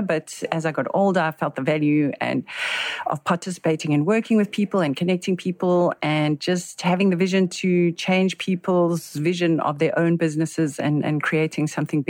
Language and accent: English; Johannesburg, Gauteng, South Africa; now in Cape Town, South Africa; So I live in Cape Town, but I'm initially from Joburg.